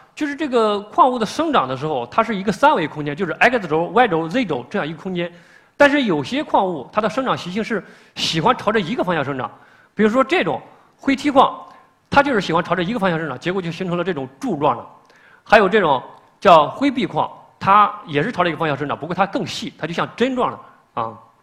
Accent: China; 我们中国人

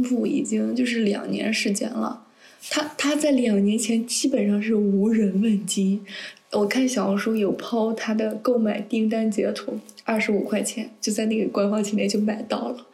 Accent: northern China, China; moved away as an adult; 因为我是北方人嘛，然后也，大学也在北方

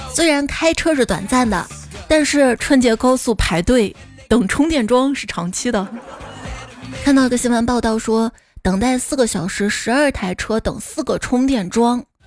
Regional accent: Xi'an, Shaanxi, China; 我是西安人，长这么大是第一次去大雁塔，到现在还没上过钟楼呢

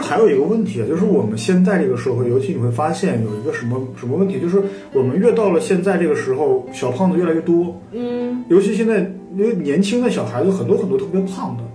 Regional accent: China; 我们中国人也是比较容易肥胖

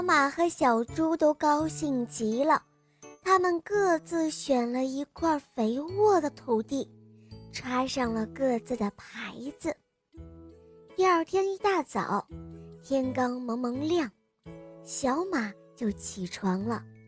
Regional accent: Shijiazhuang, Hebei, China; 我今年四岁了，我来自石家庄

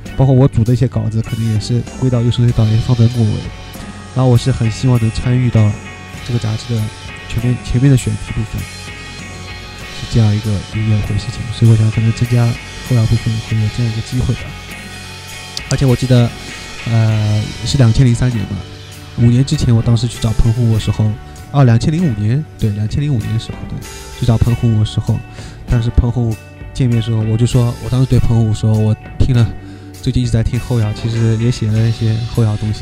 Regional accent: China; also born or lived in Shanghai; 作为我们中国人来说

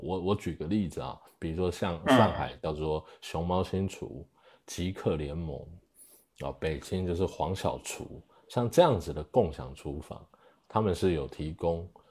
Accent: Taiwan; moved away as an adult; now in China; 我是，呃，来自台湾，啊，然后零八年进来中国

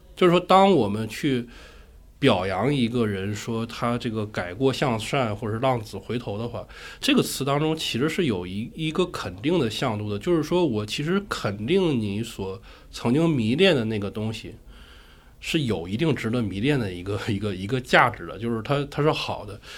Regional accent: Northeast China, China; moved away; 我本身是一个东北人，东北的那个暖气已经很厉害了

